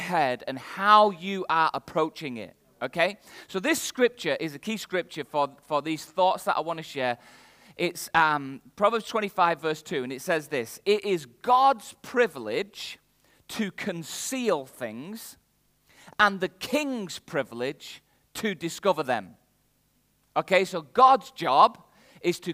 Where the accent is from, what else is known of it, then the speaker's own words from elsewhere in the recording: the north of England, United Kingdom; accent: northern English; My accent is very clearly from the north of England